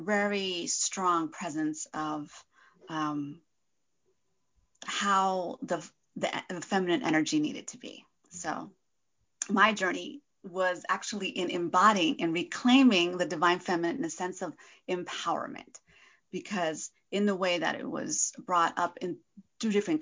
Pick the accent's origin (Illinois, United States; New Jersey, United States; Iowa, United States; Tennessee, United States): New Jersey, United States; northeast; moved away as an adult; also born or lived in California; So I was born in New Jersey, actually, northeast New Jersey, closer to New York City. My parents are from Argentina.